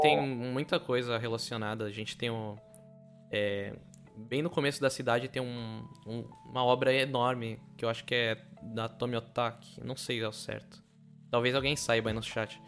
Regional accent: São Vicente, São Paulo, Brazil; eu sou de São Vicente, que é perto de Santos

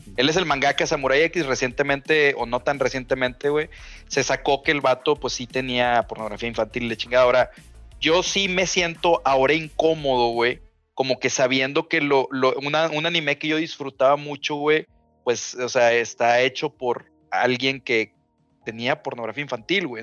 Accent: Mexico; nosotros somos vecinos de Estados Unidos

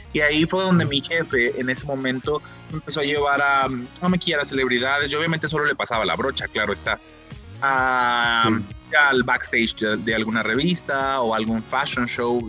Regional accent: Chimaltitán, Jalisco, Mexico; also born or lived in Guadalajara; nací, aquí en Guadalajara, eso sí es verdad, pero toda mi vida este, viví en un pueblito que se llama Chimaltitán, Jalisco

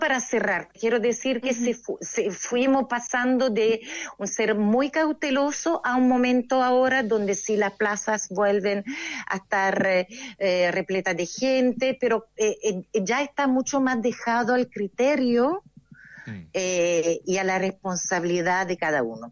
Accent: Italy; soy italiana

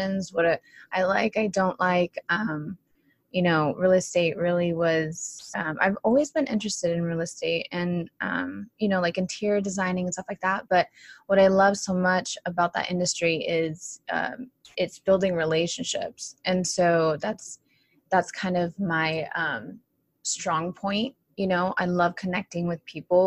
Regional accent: Orange County, California, United States; born and raised in Orange County, California

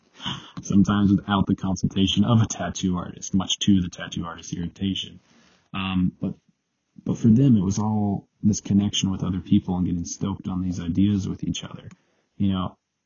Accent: United States; growing up in America

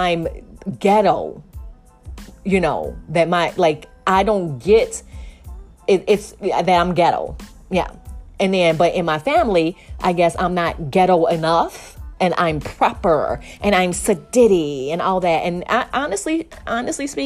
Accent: Chicago, Illinois, United States; moved away; I'm from Chicago, you know, originally

